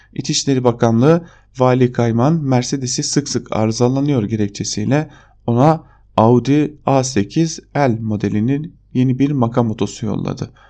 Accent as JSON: {"language": "Turkish", "town": "Diyarbakır", "region": "Diyarbakır Province", "country": "Turkey", "moved": "yes", "said": "Bir Diyarbakırlı olarak"}